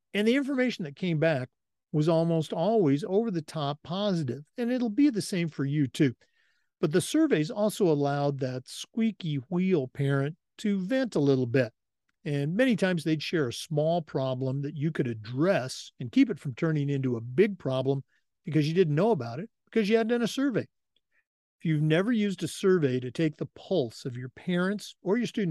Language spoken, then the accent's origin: English; Pacific Northwest, United States; moved away as an adult; also born or lived in Oregon / Missouri / Vermont / California; now in Florida, United States; Growing up in the Pacific Northwest